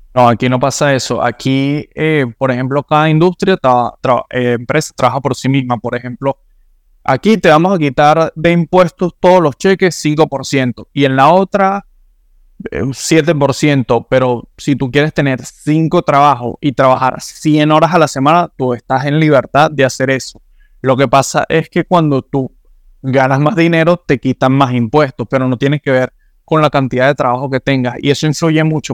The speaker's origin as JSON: {"language": "Spanish", "country": "Venezuela", "moved": "yes", "lives_now": "Miami, United States", "said": "mi pasaporte venezolano"}